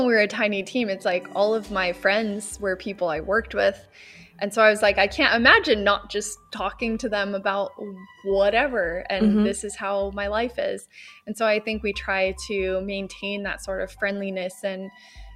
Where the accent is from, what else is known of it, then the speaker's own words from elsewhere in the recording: Florida, United States; moved away as an adult; now in Stockholm, Sweden; I grew up in Florida